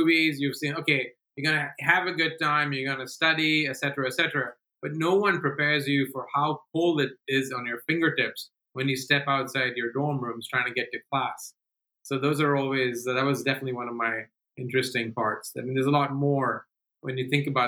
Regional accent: Delhi, India; moved away as an adult; now in United States; Delhi, which is my hometown

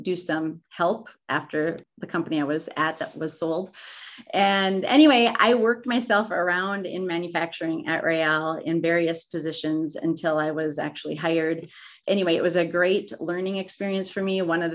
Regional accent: Minnesota, United States; I grew up in Minnesota

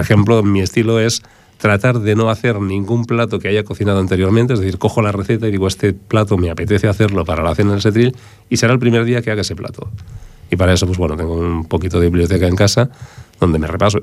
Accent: Barcelona, Catalonia, Spain; now in Ripollet, Spain; yo soy hijo del Raval de Barcelona

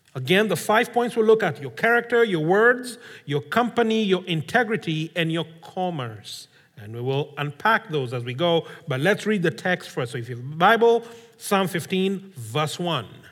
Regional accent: Kenya; I come from Kenya.

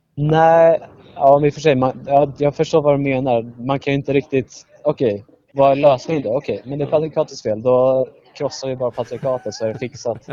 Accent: Södertälje, Stockholm County, Sweden; jag kommer från Södertälje

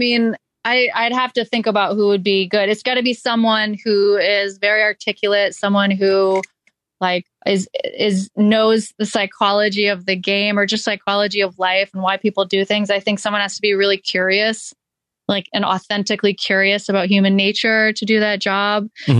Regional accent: Maine, United States; moved away as an adult; also born or lived in North Carolina; I grew up in Maine and then went to university in North Carolina.

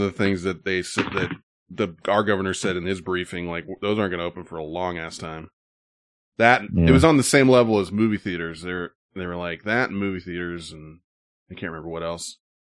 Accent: Petaluma, California, United States; Most of the dads of kids I grew up with in Petaluma worked in San Francisco, Concord, and Walnut Creek.

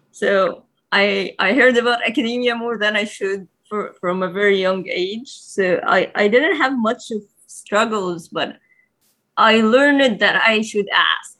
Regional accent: Egypt; moved away as an adult; also born or lived in Germany; now in Kingston, Canada; I'm from Egypt

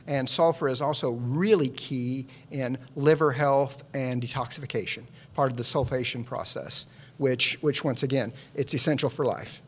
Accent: Midwest, United States; I'm from the Midwest, and we never had fresh garlic in the house growing up

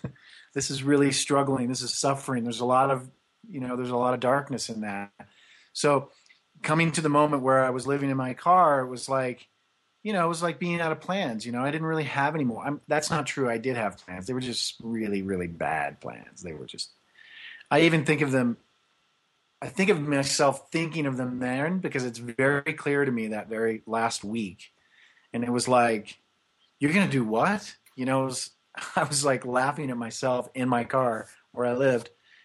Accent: Kansas, United States; So I was born in Kansas in 1965.

